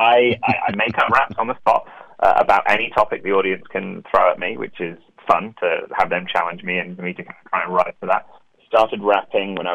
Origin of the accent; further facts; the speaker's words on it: Manchester, North West England, United Kingdom; I'm from Manchester